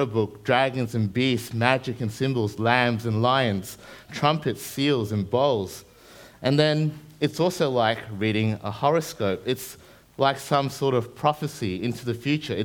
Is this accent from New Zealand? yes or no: yes; New Zealand; now in Brisbane, Australia; I grew up in New Zealand before I came over to Brizzy.